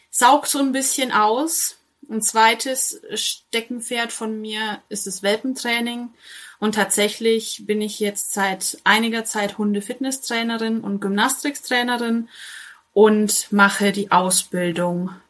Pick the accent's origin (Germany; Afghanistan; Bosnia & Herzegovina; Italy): Germany; Bavaria; now in Märkischer Kreis, Germany; Ich bin ursprünglich aus Franken, Bayern, ähm, aus der Nähe von Coburg, Kronach, sowas.